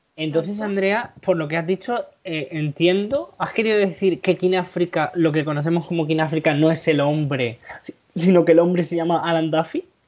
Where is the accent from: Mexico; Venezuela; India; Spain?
Spain; Villena, Valencian Community; mi pueblo en Villena